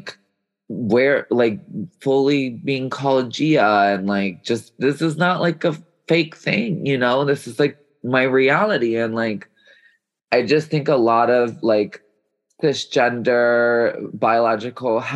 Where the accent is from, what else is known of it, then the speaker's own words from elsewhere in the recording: Chicago, Illinois, United States; I grew up in Chicago